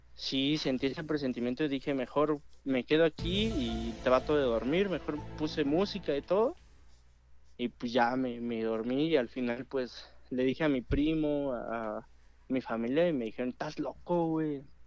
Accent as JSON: {"language": "Spanish", "town": "Cuautitlán", "region": "State of Mexico", "country": "Mexico", "said": "Yo soy de aquí de Cuautitlán de Romero Rubio"}